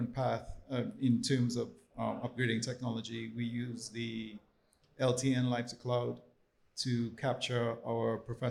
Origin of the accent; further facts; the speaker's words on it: Trinidad & Tobago; now in Washington, United States; I'm originally born and raised in the Twin Island Republic of Trinidad and Tobago.